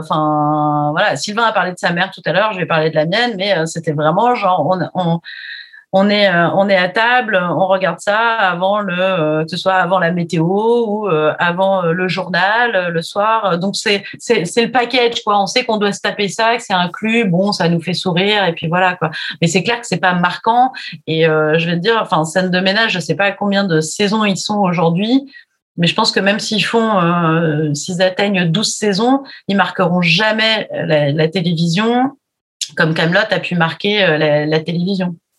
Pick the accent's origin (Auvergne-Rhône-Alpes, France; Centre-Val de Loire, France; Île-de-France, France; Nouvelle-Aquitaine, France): Nouvelle-Aquitaine, France; Charente; moi je suis de Charente donc on parle pas comme ça